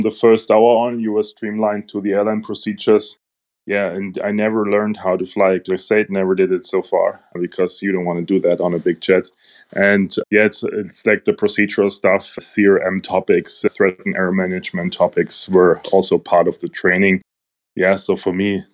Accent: Munich, Bavaria, Germany; from Germany, living in Munich, from Munich

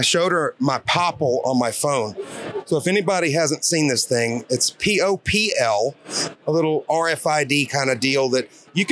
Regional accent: Shreveport, Louisiana, United States; I was born in Shreveport

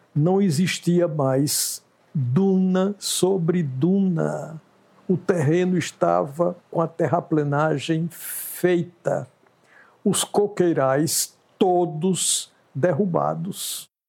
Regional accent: Santana do Ipanema, Alagoas, Brazil; now in Maceió, Brazil; Eu sou alagoano, de Santana do Ipanema

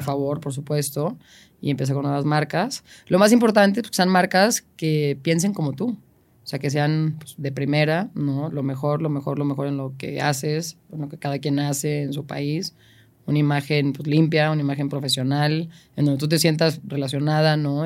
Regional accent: Mexico; soy la única mexicana, tengo presencia allá

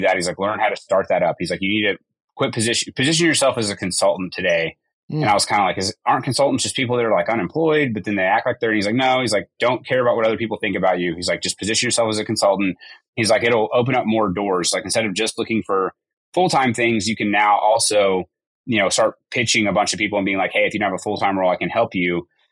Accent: Tulsa, Oklahoma, United States; also born or lived in Edmond, Oklahoma; grew up in Oklahoma my whole life. I was born in the Tulsa area and uh, moved to Oklahoma City area about ninth grade

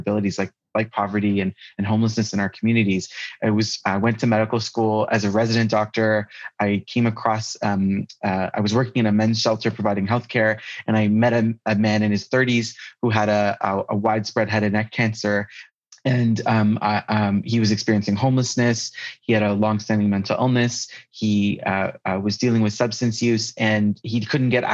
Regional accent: Toronto, Ontario, Canada; I'm a palliative care physician who was born and raised in Toronto, Canada.

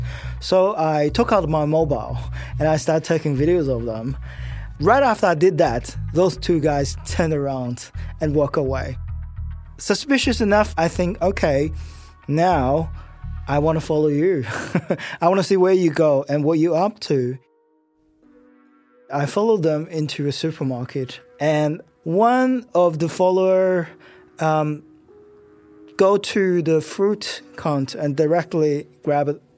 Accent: China; now in Australia; I'm an Australian citizen, but I was born in China

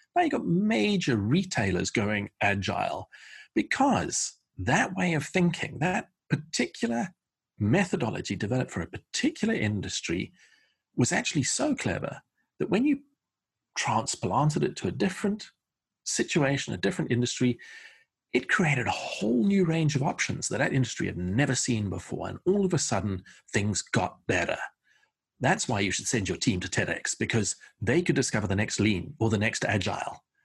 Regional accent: South Africa; moved away as an adult; also born or lived in Portsmouth, England / London, England; I was born in a harbour town called Portsmouth in the southeast of England, and my family emigrated by ship to South Africa in nineteen seventy-four, uh, which is where I went to school, went to university

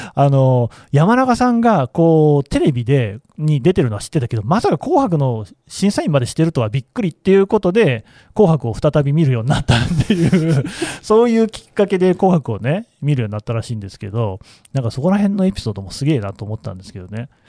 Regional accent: Nagoya, Aichi, Japan; 日本人で、えー、名古屋生まれ1975年生まれ男性

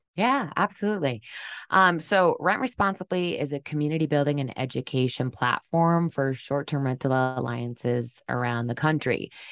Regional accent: Durham, New Hampshire, United States; moved away as an adult; also born or lived in San Diego; the farm I grew up on in Durham, New Hampshire, on the seacoast

